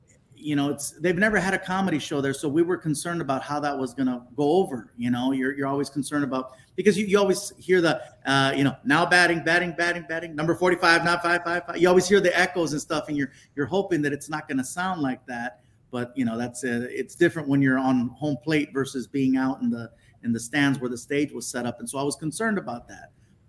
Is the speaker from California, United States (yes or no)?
yes; Chula Vista, California, United States; born there; now in Long Beach, United States; I was born in Chula Vista.